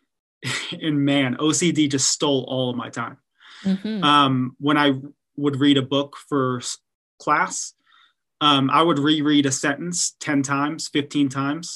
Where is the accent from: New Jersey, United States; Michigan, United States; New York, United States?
Michigan, United States; Detroit; moved away as an adult; also born or lived in Texas; I grew up in Detroit, Michigan